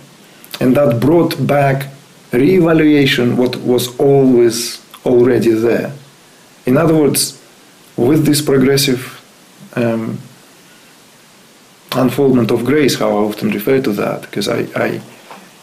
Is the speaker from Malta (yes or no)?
no; Uzbekistan; moved away; I was born in Uzbekistan.